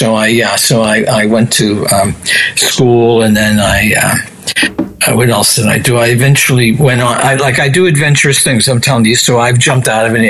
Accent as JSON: {"language": "English", "town": "Revere", "region": "Massachusetts", "country": "United States", "tie": "born or raised there", "said": "It was the wilderness. It was called Revere, Massachusetts."}